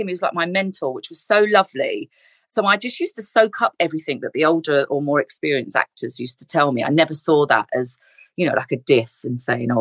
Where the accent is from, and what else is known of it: London, United Kingdom; born or raised there; moved away as an adult; also born or lived in Leeds